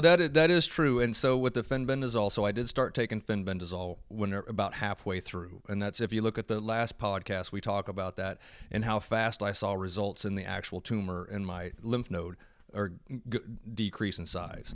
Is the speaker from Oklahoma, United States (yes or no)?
yes; Oklahoma, United States; I'm from Oklahoma